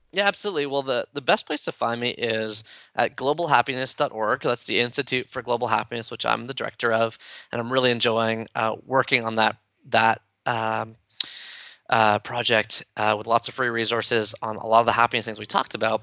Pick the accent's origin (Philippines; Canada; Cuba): Canada; Toronto, Ontario; I'm from Toronto